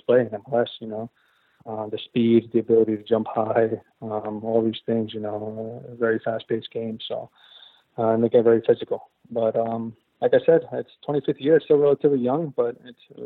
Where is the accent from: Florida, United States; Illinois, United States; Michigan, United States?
Florida, United States; I grew up in Western Florida, which was close to the Parkland shooting